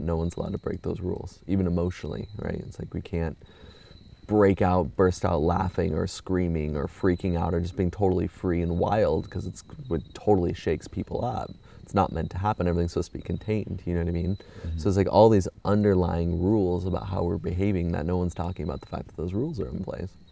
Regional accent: Orange County, California, United States; born or raised there; moved away

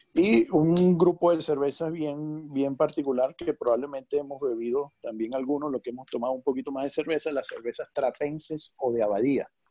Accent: Venezuela; Ciertamente tú y yo somos de Venezuela

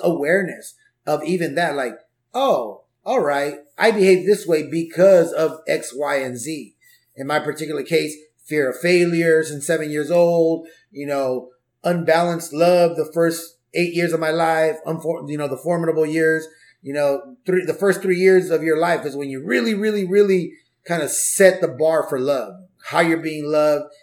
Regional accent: Los Angeles, California, United States; also born or lived in Orange County; I was born in '79, and I grew up in the '80s in LA, in Southeast

